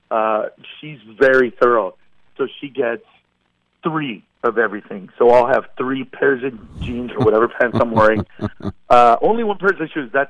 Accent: Honduras; born there; And so I remember putting down that I was born in Honduras

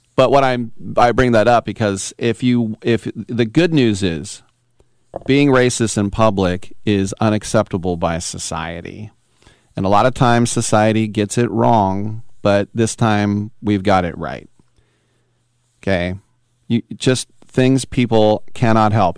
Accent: United States; as American

